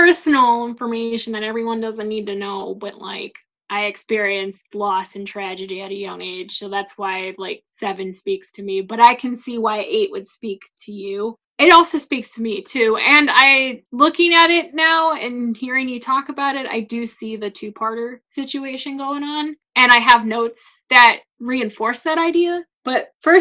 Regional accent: Midwest, United States; I'm from the Midwest and I haven't traveled much outside of the Midwest

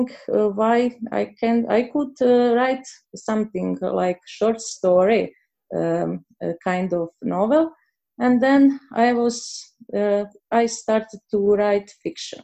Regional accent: Croatia; English is a second language; I'm from Croatia

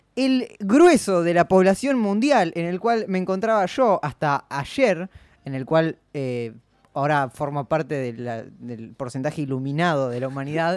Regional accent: Bernal, Buenos Aires Province, Argentina; de Bernal, lugar de donde yo soy

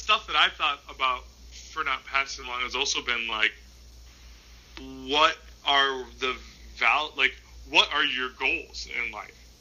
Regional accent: Minnesota, United States; we're all from Minnesota, right? So, like, part of being from Minnesota is that you have to tell yourself why it's nice to live in a place that's so cold it hurts your face

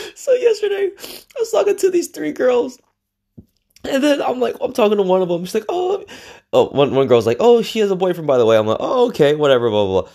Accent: Los Angeles, California, United States; I grew up in the capital of Mexico, East L

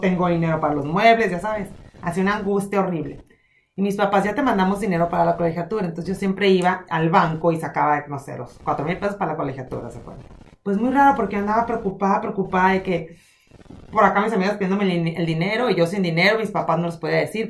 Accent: Hermosillo, Sonora, Mexico; moved away; En mi ciudad donde yo nací, donde es el centro del mundo para mí

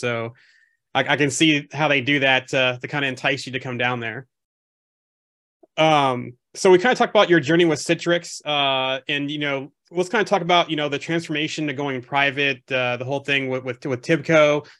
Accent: Omaha, Nebraska, United States; I grew up mostly in Omaha, Nebraska.

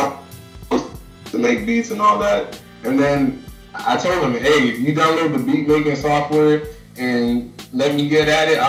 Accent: New York City, New York, United States; also born or lived in Atlanta, Georgia; now in Miami, United States; I come from Brooklyn, New York originally. Mm-hmm. Lived in Atlanta, the east side of Atlanta, for about 8 years. Now I'm living in Miami, Florida.

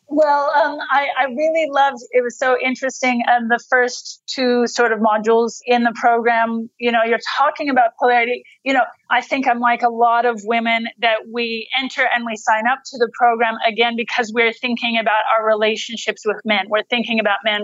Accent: United States; moved away as an adult; now in Australia; I was born in the United States

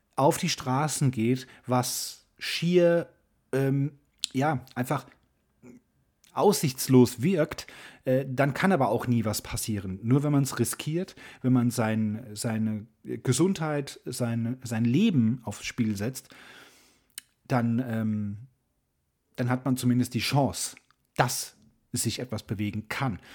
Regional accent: Germany; als Deutsche

